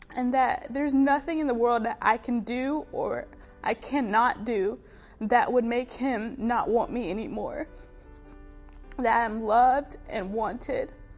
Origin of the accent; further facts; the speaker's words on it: Fort Lawn, South Carolina, United States; I was born and brought up in a really small town in South Carolina called Fort Lawn